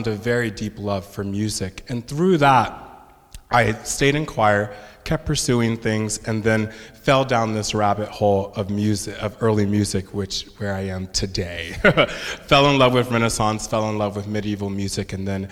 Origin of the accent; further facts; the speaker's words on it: Orange County, California, United States; I am originally from Orange County, California